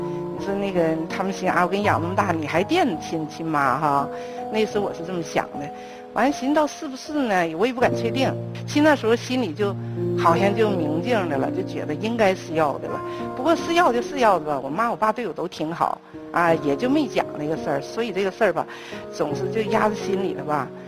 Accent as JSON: {"language": "Chinese", "town": "Mudanjiang", "region": "Heilongjiang", "country": "China", "said": "我是那个黑龙江牡丹江市的。"}